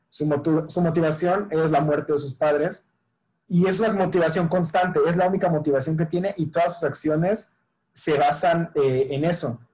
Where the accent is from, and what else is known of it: Mexico